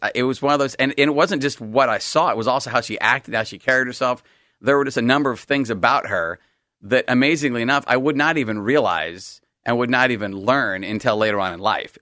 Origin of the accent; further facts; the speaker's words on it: Salem, Oregon, United States; also born or lived in East Coast; I grew up out in, I grew up in Salem